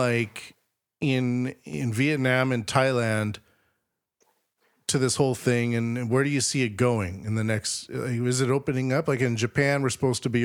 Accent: Canada

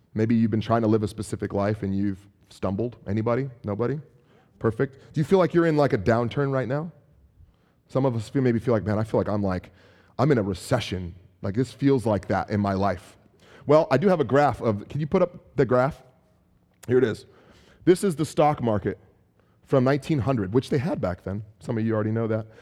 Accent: San Francisco, California, United States; also born or lived in Chicago; I'm from San Francisco

